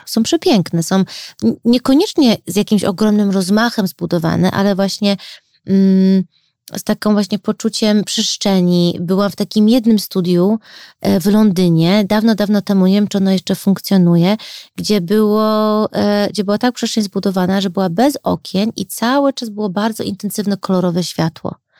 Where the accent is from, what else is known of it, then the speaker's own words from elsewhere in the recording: Chicago, Illinois, United States; now in Warsaw, Poland; Mimo to, że się wychowałam w Chicago